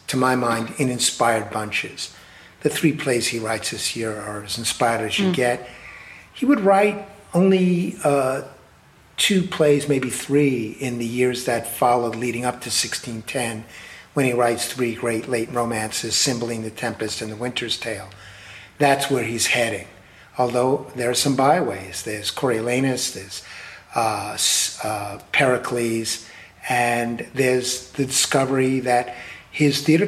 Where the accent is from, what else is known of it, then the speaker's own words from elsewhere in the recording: New York, United States; I'm a New Yorker